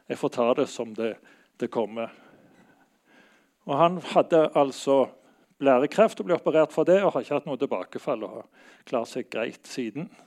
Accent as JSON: {"language": "Norwegian", "town": "Bergen", "region": "Vestland", "country": "Norway", "moved": "yes", "lives_now": "Oslo, Norway", "said": "Jeg flytta fra Bergen til Oslo her for ja, nokså lenge siden."}